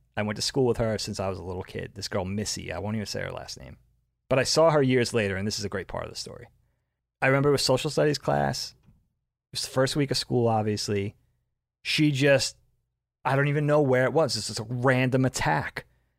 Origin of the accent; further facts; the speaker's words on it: Long Island, New York, United States; moved away as an adult; also born or lived in Bellport, New York; I'm from Long Island.